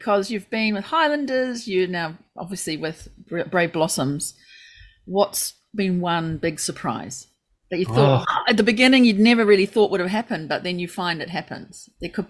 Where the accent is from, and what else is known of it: New Zealand; now in Japan